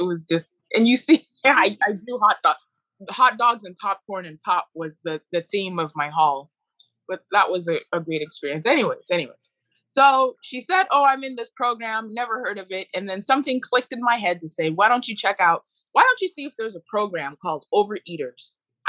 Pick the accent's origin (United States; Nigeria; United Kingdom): Nigeria; born there; my excuse was, I was born in Nigeria.